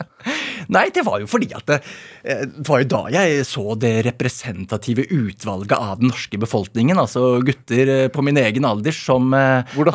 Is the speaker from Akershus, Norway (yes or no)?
yes; Asker, Akershus, Norway; Jeg er fra Asker